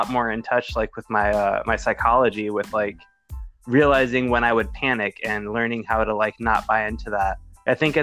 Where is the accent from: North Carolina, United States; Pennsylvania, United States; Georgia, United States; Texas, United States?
North Carolina, United States; Chapel Hill; I grew up in Chapel Hill, North Carolina